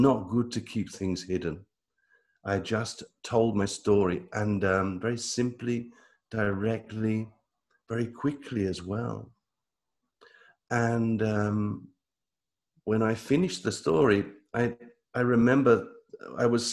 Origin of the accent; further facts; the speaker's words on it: United Kingdom; moved away as an adult; now in Italy; I live in Italy. But I come from Britain. I moved to Italy